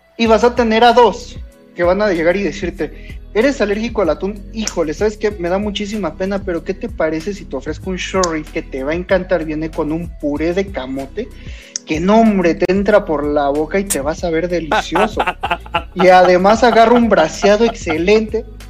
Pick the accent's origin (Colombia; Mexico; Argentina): Mexico; Yo tuve la suerte de, de nacer en México, buena o mala, soy latinoamericano